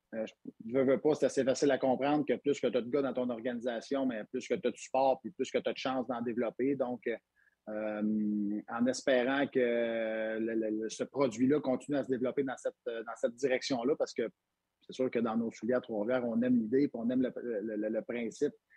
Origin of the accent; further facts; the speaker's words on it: Quebec, Canada; on est au Québec, on est fiers d'être Québécois